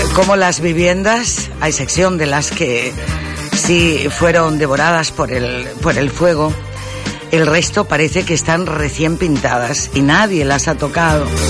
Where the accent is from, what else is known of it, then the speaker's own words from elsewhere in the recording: Gran Canaria, Canary Islands, Spain; es mi tierra